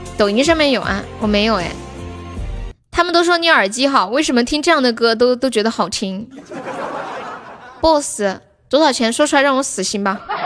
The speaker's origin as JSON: {"language": "Chinese", "town": "Nanchong", "region": "Sichuan", "country": "China", "said": "就我们南充的一个特产"}